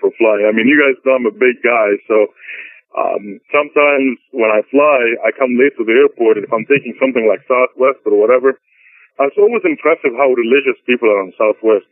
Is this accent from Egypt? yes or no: yes; Egypt; now in United States; my American passport says in it I was born in Egypt